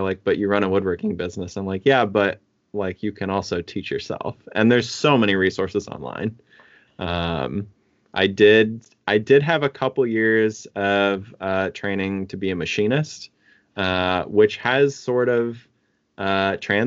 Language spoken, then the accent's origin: English; Midwest, United States; moved away; I'm from the Midwest.